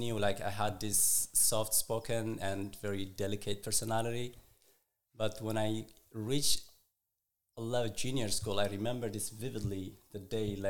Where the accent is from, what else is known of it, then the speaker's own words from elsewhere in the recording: Eritrea; also born or lived in Israel; now in United States; I was born and raised in Eritrea.